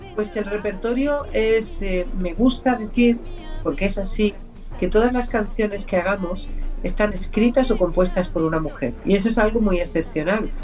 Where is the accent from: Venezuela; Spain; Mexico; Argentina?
Spain; Region of Murcia; also born or lived in Paris, France; now in Valencia, Spain; yo nací en París, me crié en un pueblecito de Murcia, pero llevo muchísimos, casi 50 años viviendo en Valencia